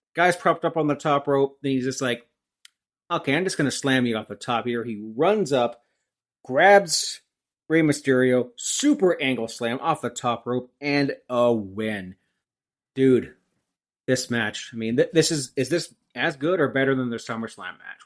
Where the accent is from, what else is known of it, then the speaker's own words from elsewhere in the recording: Brock Township, Ontario, Canada; I grew up in Brock Township, Ontario, Canada